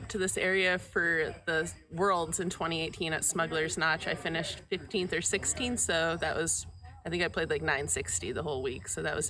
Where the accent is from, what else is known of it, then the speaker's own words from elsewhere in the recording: Minneapolis, Minnesota, United States; moved away as an adult; I'm from Minneapolis, Minnesota, but I moved into my van in about 2015